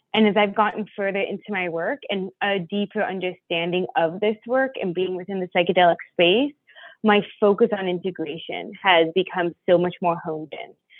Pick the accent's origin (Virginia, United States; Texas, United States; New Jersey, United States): Virginia, United States; near Washington D.C., Northern; I am from the East Coast of the United States. Um, I was born right outside of Washington, Virginia, or Washington D.C. in Northern Virginia